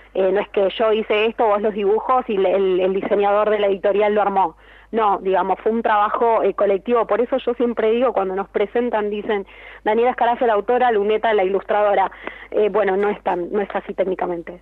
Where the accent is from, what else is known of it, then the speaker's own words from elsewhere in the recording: La Matanza, Buenos Aires Province, Argentina; la Feria del Libro de La Matanza, que es de donde soy yo.